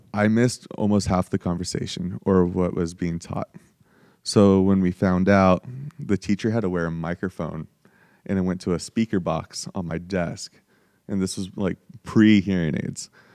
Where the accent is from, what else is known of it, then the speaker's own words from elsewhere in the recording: Spokane, Washington, United States; also born or lived in San Diego, California; so I was born in San Diego, um, moved to Spokane, um, when I was just about to be turning ten.